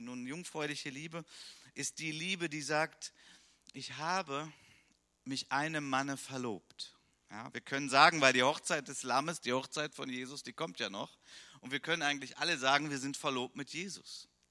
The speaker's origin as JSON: {"language": "German", "country": "Germany", "said": "bei uns in Deutschland"}